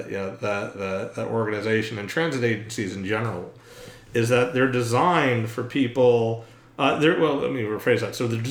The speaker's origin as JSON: {"language": "English", "town": "New York City", "region": "New York", "country": "United States", "tie": "born or raised there", "also_born_or_lived": "Scarsdale, New York", "said": "I grew up in New York City and right outside in suburban Westchester County"}